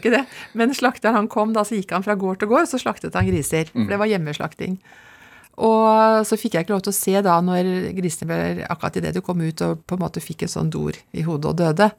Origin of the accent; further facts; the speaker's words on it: Lommedalen, Akershus, Norway; Født og oppvokst i Lommedalen. Og bor der fremdeles.